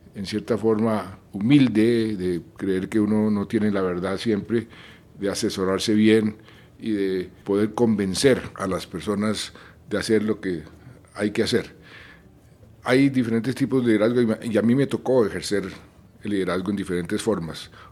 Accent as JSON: {"language": "Spanish", "country": "Colombia", "tie": "born or raised there", "said": "yo crecí en Colombia"}